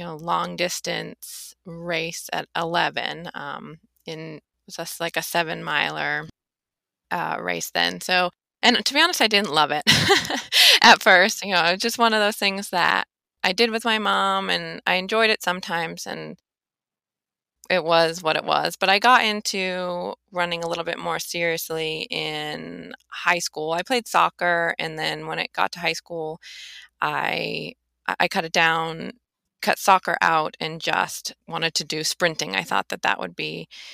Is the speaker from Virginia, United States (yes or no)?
no; Boston, Massachusetts, United States; moved away; I'm from Boston